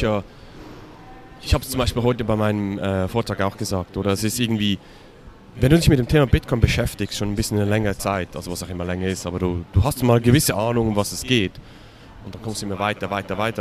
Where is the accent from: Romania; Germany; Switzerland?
Switzerland; für mich als Schweizer